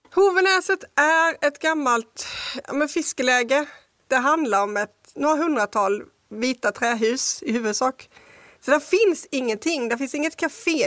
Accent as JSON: {"language": "Swedish", "town": "Kristianstad", "region": "Skåne", "country": "Sweden", "tie": "born or raised there", "said": "Jag är uppvuxen i Kristianstad"}